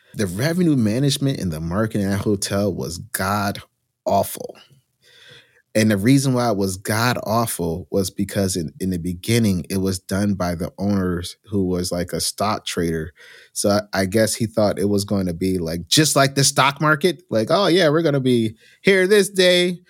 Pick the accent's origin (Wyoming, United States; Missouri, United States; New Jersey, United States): New Jersey, United States; I grew up in New Jersey, in a small little urban town inside of Union County